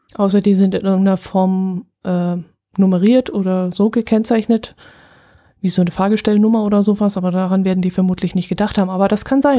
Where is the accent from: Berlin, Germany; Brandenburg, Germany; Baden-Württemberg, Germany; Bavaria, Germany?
Bavaria, Germany; also born or lived in Wertach area; bei uns in Bayern